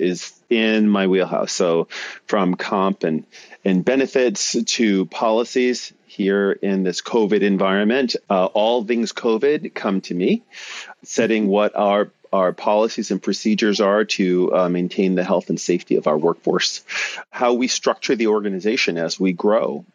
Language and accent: English; New York City, New York, United States; moved away as an adult; now in San Francisco, United States; I am a native New Yorker. I grew up in New York City and Brooklyn, to be exact